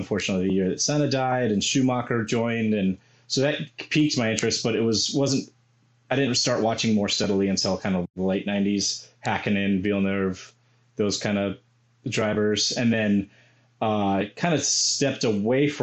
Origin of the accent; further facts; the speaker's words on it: Albuquerque, New Mexico, United States; I grew up in Albuquerque, New Mexico